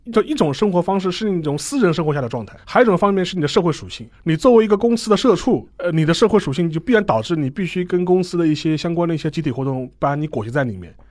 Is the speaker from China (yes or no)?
yes; China; 我们中国人